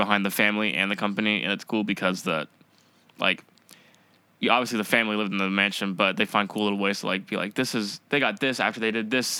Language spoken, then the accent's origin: English; Ocean Springs, Mississippi, United States; moved away as an adult; now in Nashville, United States; I actually grew up on the Gulf Coast of Mississippi.